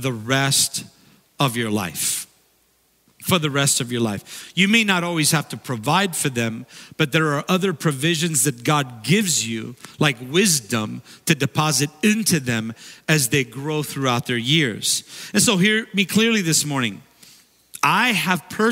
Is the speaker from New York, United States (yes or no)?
no; Redondo Beach, California, United States; When I was growing up in Redondo Beach